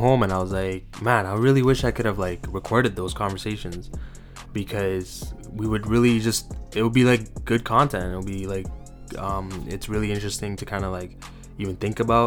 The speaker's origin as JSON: {"language": "English", "area": "Toronto", "region": "Ontario", "country": "Canada", "tie": "born or raised there", "said": "I'm from Toronto, Canada, just east of the city, in a small town. Pretty much grew up there my entire life"}